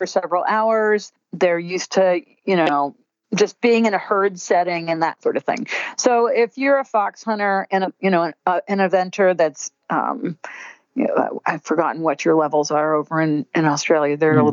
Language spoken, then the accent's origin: English; United States; as an American